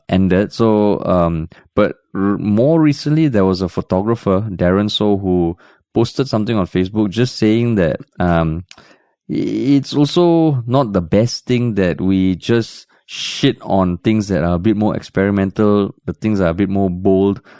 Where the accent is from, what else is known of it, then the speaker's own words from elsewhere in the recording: Tampines, Singapore; growing up in Tampines